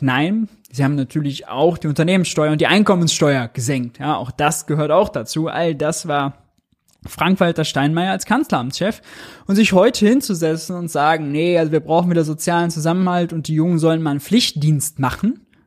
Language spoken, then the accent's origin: German; Mönchengladbach, North Rhine-Westphalia, Germany; Ich komme aus München-Gladbach